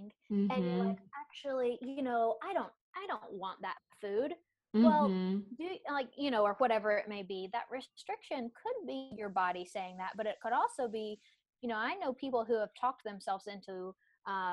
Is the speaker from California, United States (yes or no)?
no; Tennessee, United States; now in South Carolina, United States; I'm from Tennessee originally, but I've been in the South most of my life. Well, all my life